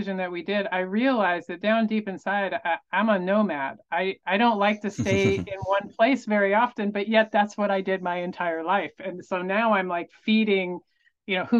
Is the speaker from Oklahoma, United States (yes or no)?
no; Tampa, Florida, United States; moved away; also born or lived in Denver, Colorado; I grew up in the Tampa Bay area of Florida